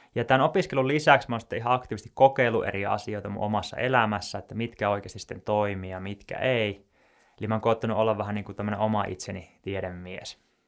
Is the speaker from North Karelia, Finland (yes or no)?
yes; Joensuu, North Karelia, Finland; moved away as an adult; also born or lived in Tampere; mä oon Joensuusta kotoisin ja mä muutin tuonne Tampereelle sitten opiskelujen perässä